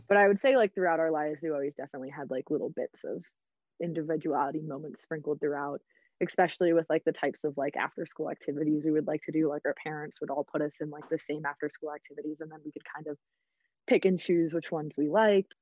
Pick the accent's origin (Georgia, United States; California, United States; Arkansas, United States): Georgia, United States; Atlanta; moved away as an adult; now in Colorado, United States; I'm originally from Atlanta, A T L